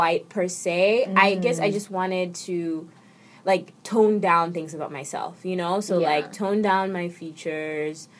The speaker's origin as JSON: {"language": "English", "region": "New York", "country": "United States", "also_born_or_lived": "Canada", "moved": "yes", "said": "I am from New York"}